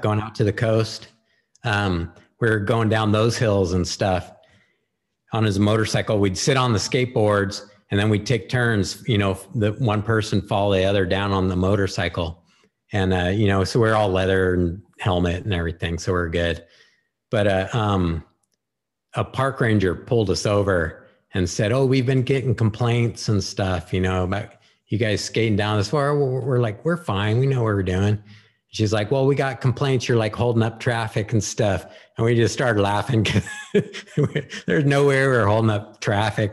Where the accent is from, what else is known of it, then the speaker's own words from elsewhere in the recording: Santa Rosa, California, United States; also born or lived in Petaluma, California; my parents moved us to, uh, Rincon Valley